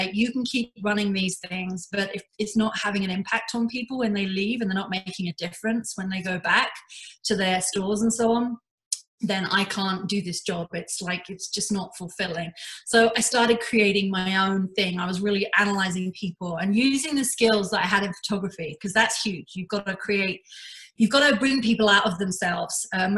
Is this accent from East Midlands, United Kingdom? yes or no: no; London, United Kingdom; now in Canada; So I've been in Canada for 19 years. I immigrated here from London in the UK.